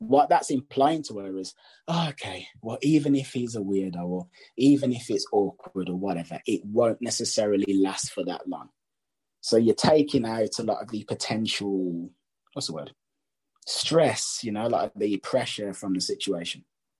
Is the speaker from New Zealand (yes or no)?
no; England, United Kingdom; because we're both English